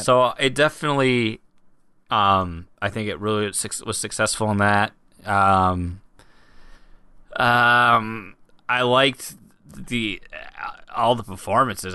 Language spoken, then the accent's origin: English; United States; I'm an American